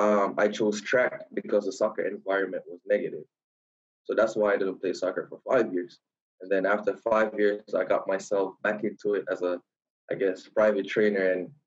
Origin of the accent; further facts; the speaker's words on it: Kingston, Jamaica; moved away as an adult; also born or lived in Kansas, United States; I was born and raised in Kingston, Jamaica.